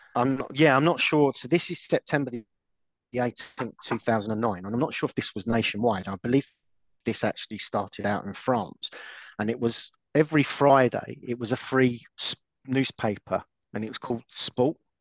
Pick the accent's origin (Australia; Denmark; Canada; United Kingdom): United Kingdom; London; I am a Londoner.